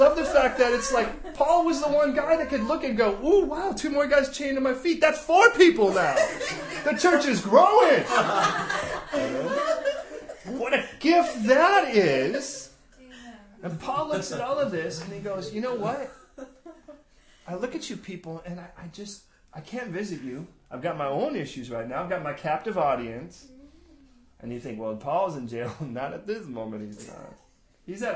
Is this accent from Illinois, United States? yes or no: yes; Chicago, Illinois, United States; moved away; where I grew up in Chicago.